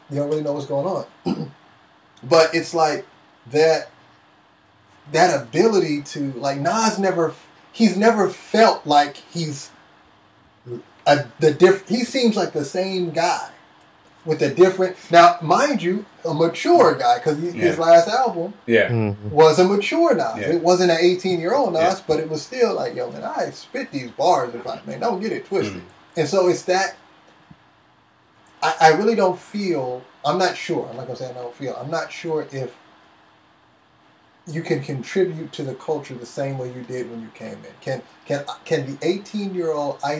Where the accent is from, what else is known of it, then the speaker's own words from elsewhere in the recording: Berkeley, California, United States; also born or lived in Seattle; I live in Berkeley. I grew up in Berkeley